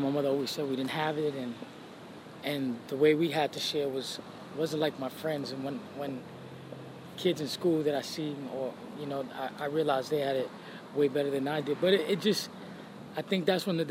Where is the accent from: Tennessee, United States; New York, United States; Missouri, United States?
New York, United States; New York City; also born or lived in Spanish Harlem, New York City / Puerto Rico (family); I grew up in Brooklyn half my life and then Spanish Harlem